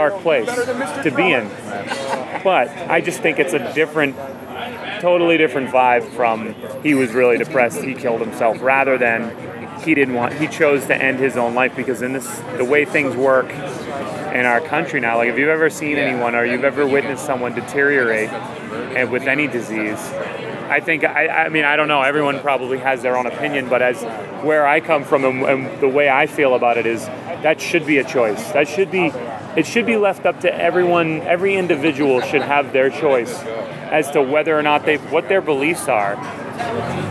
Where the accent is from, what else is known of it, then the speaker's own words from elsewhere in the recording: Boston, Massachusetts, United States; now in Los Angeles, United States; I come from Boston, a place I could live in just as easy, go back to just as easily as anywhere else